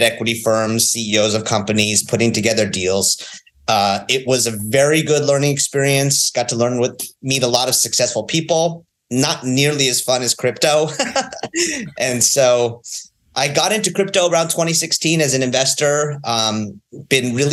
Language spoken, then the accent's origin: English; New York, United States; moved away as an adult; also born or lived in Northern California; I'm from New York